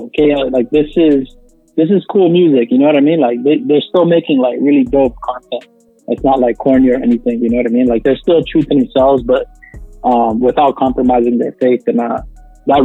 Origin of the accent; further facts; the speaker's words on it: Toronto, Ontario, Canada; We're on the north side, man. We're from Toronto